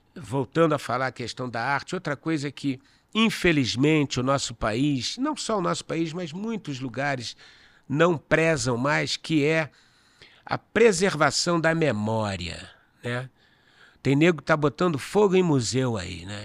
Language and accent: Portuguese; Rio de Janeiro, Brazil; moved away as an adult; now in São Paulo, Brazil; Eu sou carioca, né? Então, o cinema, a faculdade de cinema era na U F, em Niterói. Eu morava no Leblon, nasci no Leblon